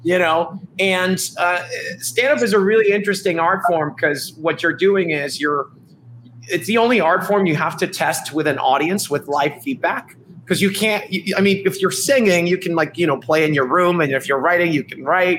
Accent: Dominican Republic; moved away as an adult; also born or lived in New York, United States; I'm actually from the Dominican Republic. I came to college in New York, in New York University

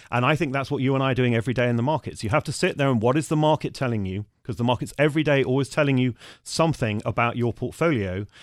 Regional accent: United Kingdom; also born or lived in Germany; as a Brit

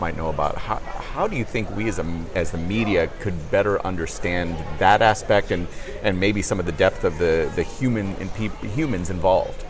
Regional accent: Chicago, Illinois, United States; I'm from the Chicagoland area.

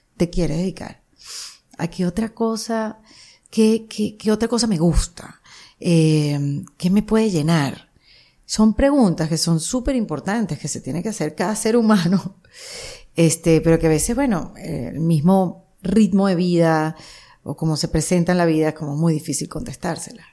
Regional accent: Venezuela; moved away; Como inmigrante venezolana

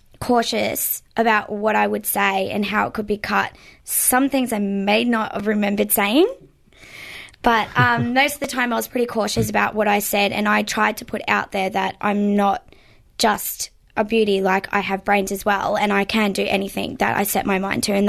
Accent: Melbourne, Victoria, Australia; because I'm from Melbourne?

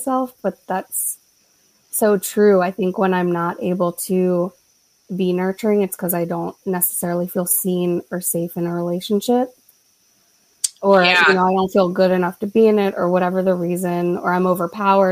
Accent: Philadelphia, Pennsylvania, United States; I'm a Philadelphian and that's cultural

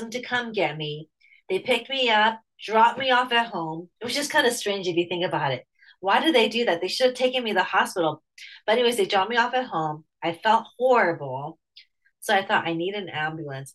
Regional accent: United States; I'm Chinese American

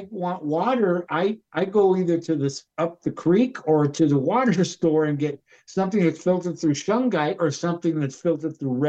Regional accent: Los Angeles, California, United States; now in Sedona, United States; I grew up next to a place called Hanson Dam, which was an aquifer in Pacoima, California.

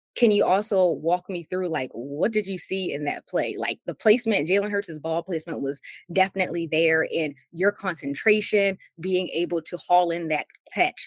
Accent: Maryland, United States; I'm from Maryland, and so growing up, Allen Iverson um, sometimes would be in the area

